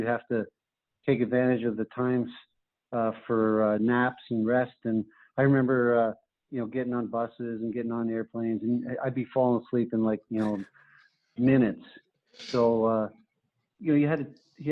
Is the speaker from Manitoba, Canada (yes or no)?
yes; Carman, Manitoba, Canada; moved away as an adult; The University of North Dakota was only 2.5 hours away from where I grew up in Manitoba